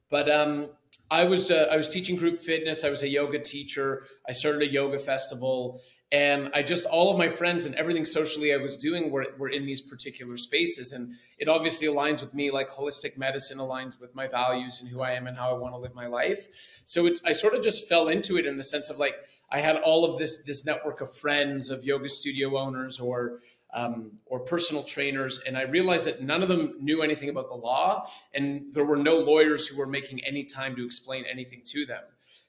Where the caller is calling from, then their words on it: Ceará, Brazil; I am calling in from Praia in Brazil, in the state of Ceará, which is the Northeast. And I live here